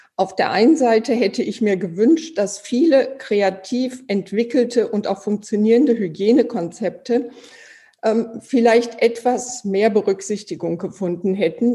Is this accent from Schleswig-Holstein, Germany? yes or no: no; Iserlohn, North Rhine-Westphalia, Germany; Ich komme aus Iserlohn. Hier spielen die Iserlohn Roosters.